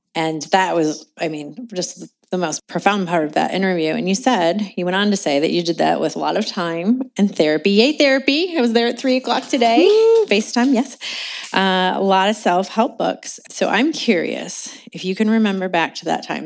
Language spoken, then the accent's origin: English; Indianapolis, Indiana, United States; born or raised there; moved away as an adult; also born or lived in California